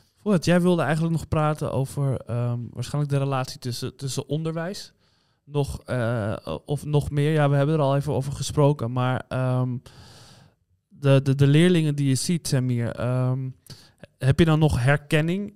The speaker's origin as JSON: {"language": "Dutch", "town": "Amsterdam", "region": "North Holland", "country": "Netherlands", "tie": "born or raised there", "accent": "Amsterdams", "said": "ik ben in Amsterdam opgegroeid"}